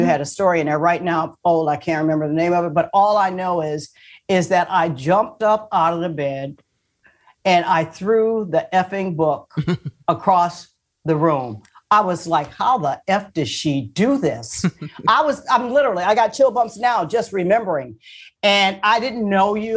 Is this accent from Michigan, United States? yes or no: yes; Port Huron, Michigan, United States; moved away; I grew up in Michigan